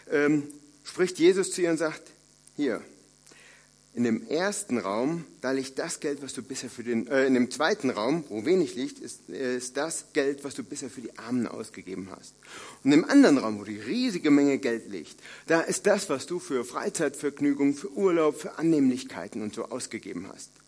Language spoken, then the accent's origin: German; North Rhine-Westphalia, Germany; Ich komme aus dem Siegerland, äh, also einer frommen Kante in Deutschland.